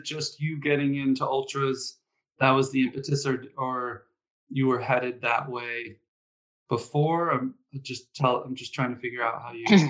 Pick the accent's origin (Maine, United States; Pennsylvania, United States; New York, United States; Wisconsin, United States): Pennsylvania, United States; Scranton; I'm actually from Scranton, of all places.